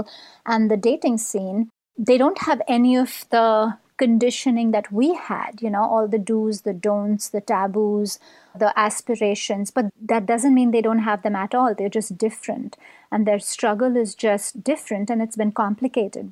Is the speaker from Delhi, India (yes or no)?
no; Mumbai, Maharashtra, India; moved away; we grew up in Mumbai at approximately the same time